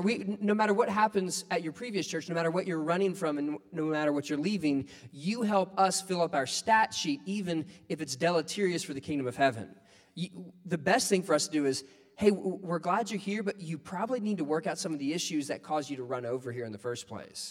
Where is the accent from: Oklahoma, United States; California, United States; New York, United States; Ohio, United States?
Ohio, United States; where I grew up in Ohio, like the economy was based on the barges